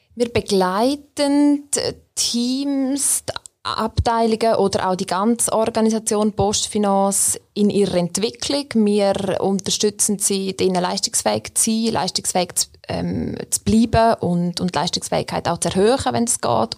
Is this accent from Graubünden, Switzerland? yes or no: yes; Graubünden, Switzerland; now in Bern, Switzerland; ich bin ursprünglich aus Graubünden, wohne aber seit mehr als 15 Jahren schon in Bern